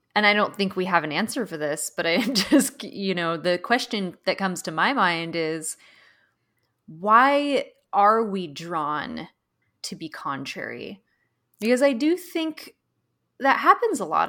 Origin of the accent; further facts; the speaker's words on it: Pacific Northwest, United States; now in San Francisco, United States; I grew up in the Pacific Northwest